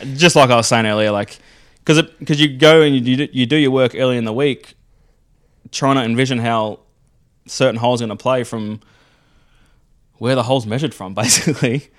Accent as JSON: {"language": "English", "town": "Melbourne", "region": "Victoria", "country": "Australia", "tie": "born or raised there", "said": "we're growing up on Melbourne"}